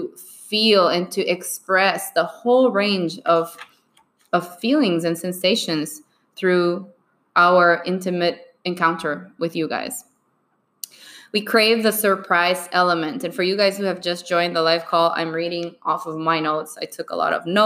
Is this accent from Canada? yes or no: no; Bolivia; moved away; I was born and raised in Bolivia.